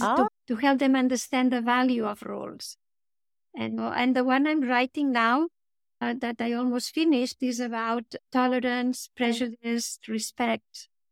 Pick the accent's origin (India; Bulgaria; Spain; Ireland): Spain; I grew up in Spain, and it was very nice in the sense that I had a big family, a lot of cousins